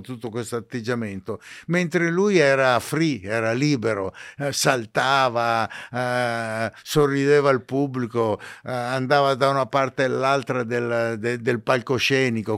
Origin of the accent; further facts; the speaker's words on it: Ceggia, Veneto, Italy; io sono nato in provincia di Venezia